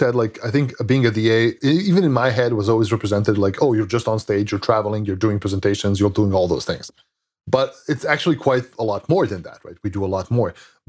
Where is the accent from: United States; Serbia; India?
Serbia; English is a second language; Like I grew up in Serbia. Like when I was young in the 90s, I didn't have any of these computers.